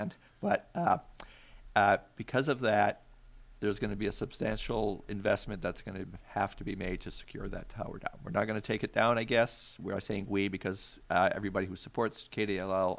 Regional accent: Maine, United States; now in Alaska, United States; where I grew up in Maine

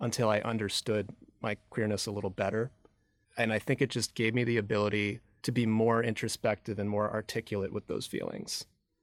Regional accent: Michigan, United States; moved away as an adult; now in New York, United States; I grew up in the Midwest, in Michigan

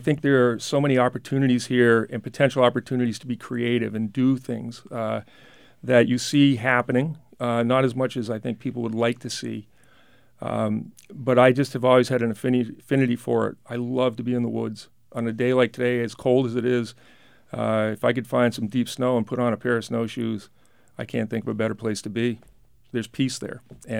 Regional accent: New Hampshire, United States; I have just always loved my home state.

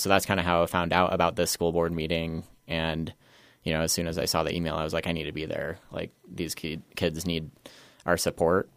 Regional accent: Glenwood Springs, Colorado, United States; also born or lived in Roaring Fork Valley / Aspen / Denver; I grew up in Glenwood Springs, was born and raised there.

